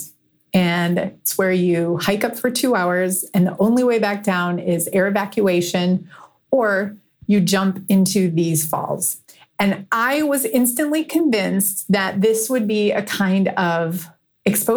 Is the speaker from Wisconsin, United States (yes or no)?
yes; Green Bay, Wisconsin, United States; moved away; also born or lived in Chicago; I grew up in Green Bay, Wisconsin